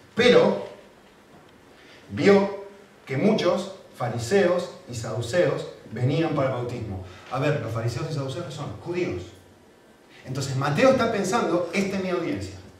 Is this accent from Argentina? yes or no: yes; Argentina; now in Spain; Yo como argentino